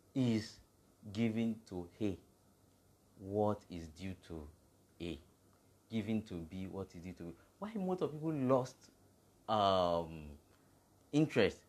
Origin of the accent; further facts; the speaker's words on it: Nigeria; we came together as a Nigerian, not as a Yoruba guy